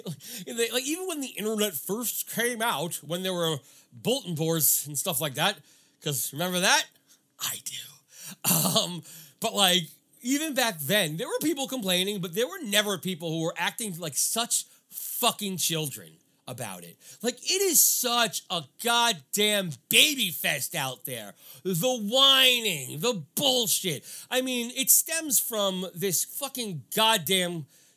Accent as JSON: {"language": "English", "region": "New York", "country": "United States", "tie": "born or raised there", "said": "I grew up in New York"}